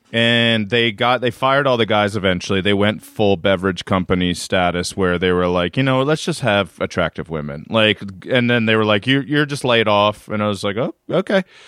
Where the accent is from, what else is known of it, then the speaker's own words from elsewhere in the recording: Reisterstown, Maryland, United States; moved away as an adult; also born or lived in Amherst, Massachusetts / Atlanta / Brooklyn; now in New York, United States; born and raised in Reisterstown, Maryland